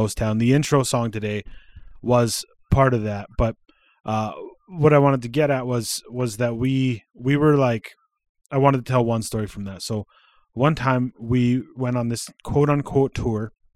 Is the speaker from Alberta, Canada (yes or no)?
yes; Alberta, Canada; also born or lived in Saskatchewan / Regina / British Columbia; I live in Alberta. I'm, I lived in B C for a while, but I live in Alberta. I was raised here. I wasn't born here. I was born in Saskatchewan.